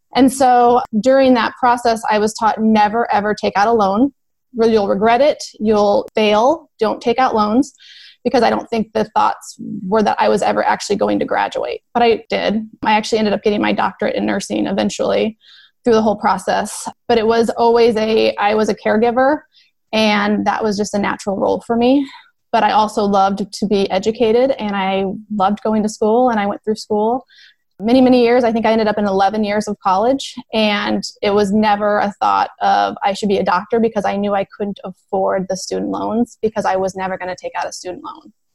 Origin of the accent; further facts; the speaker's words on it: Nebraska, United States; I'm a nurse from Nebraska.